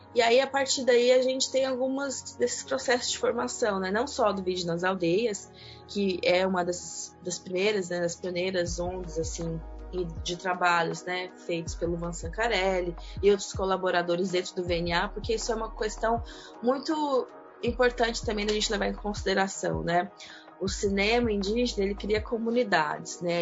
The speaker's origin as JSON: {"language": "Portuguese", "town": "Goiânia", "region": "Goiás", "country": "Brazil", "also_born_or_lived": "Niterói, Rio de Janeiro", "moved": "yes", "said": "vocês vão perceber pelo sotaque, eu sou de Goiânia, Goiás"}